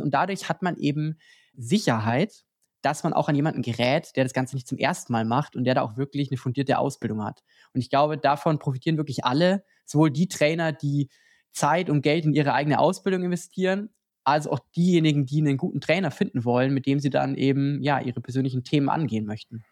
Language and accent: German; Lower Bavaria, Germany; moved away; Ich komme ja auch ursprünglich aus Niederbayern